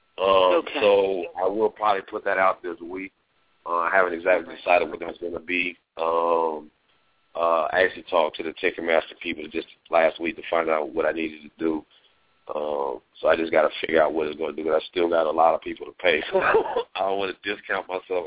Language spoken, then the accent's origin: English; Indiana, United States; moved away; Indiana, from my home state.